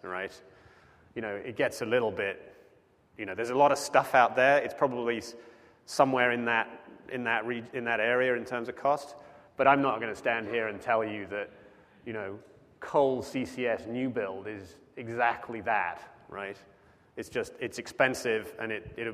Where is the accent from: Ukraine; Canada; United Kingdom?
United Kingdom; now in United States; I am British, but I am a citizen